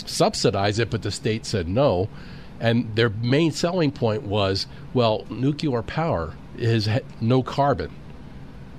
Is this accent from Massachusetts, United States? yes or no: no; Pennsylvania, United States; my home state